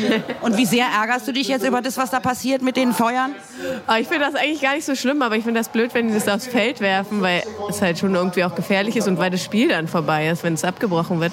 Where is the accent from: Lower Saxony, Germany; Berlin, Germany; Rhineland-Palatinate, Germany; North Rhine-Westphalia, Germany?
Berlin, Germany; Man kommt aus Berlin, man lebt in Berlin, kommt aus Westberlin